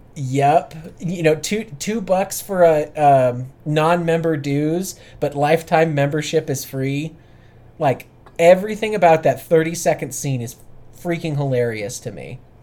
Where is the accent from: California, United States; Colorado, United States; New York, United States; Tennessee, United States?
Colorado, United States; Boulder; I grew up outside of Boulder in the middle of Granolaville